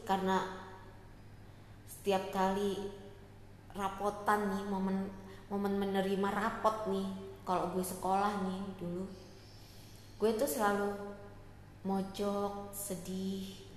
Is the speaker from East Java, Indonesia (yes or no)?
yes; Surabaya, East Java, Indonesia; Gue lahir di Surabaya